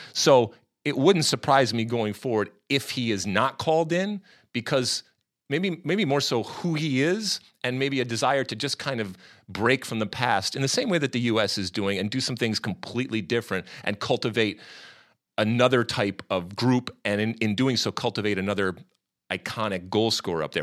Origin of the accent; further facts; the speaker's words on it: United States; as an American.